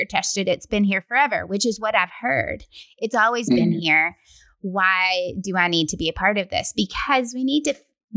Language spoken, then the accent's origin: English; West Tennessee, United States; now in Middle Tennessee, United States; I'm from West Tennessee